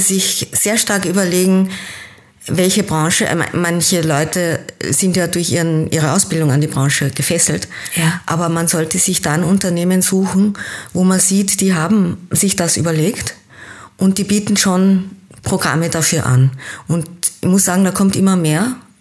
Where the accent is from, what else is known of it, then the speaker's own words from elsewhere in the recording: Austria; also born or lived in Kenya; Geboren bin ich in Kenia, habe aber meine Kindheit in Österreich verbracht und war dann als Jugendliche wieder in Kenia und bin nach dem Abitur an der deutschen Schule wieder nach Österreich zurückgekommen